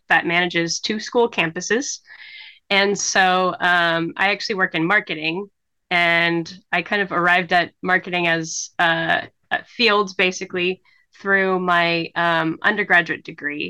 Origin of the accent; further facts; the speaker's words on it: Huntington Beach, California, United States; I grew up in Southern California, in Huntington Beach